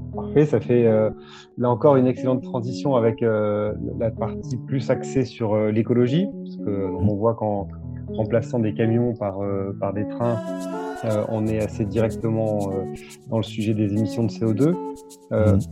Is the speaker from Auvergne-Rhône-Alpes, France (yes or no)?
yes; Thiers, Auvergne-Rhône-Alpes, France; also born or lived in Limoges; j'ai grandi à côté de Thiers